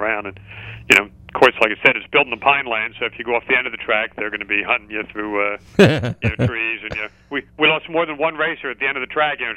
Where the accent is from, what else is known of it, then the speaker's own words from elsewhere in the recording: Atco, New Jersey, United States; my hometown of Atco, New Jersey. I still live in the same town